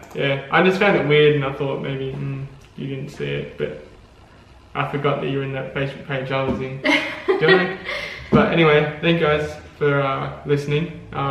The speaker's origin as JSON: {"language": "English", "country": "Australia", "said": "Australia is of course real. I know this because I'm Australian."}